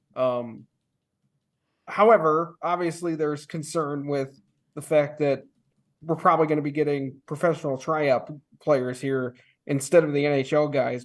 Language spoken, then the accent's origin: English; Chicago, Illinois, United States; moved away; I'm from Chicago